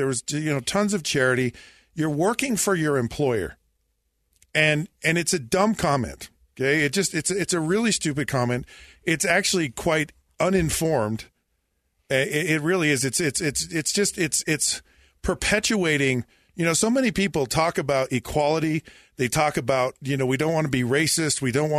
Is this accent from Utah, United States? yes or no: yes; Utah, United States; moved away as an adult; also born or lived in Florida; Look, I've lived a lot of places. I was born and raised in Utah.